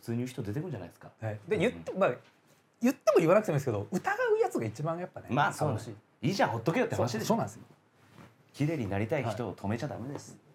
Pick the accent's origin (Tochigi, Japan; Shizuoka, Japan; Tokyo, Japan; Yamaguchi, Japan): Yamaguchi, Japan; で僕やっぱ南国とか山口県の出身だから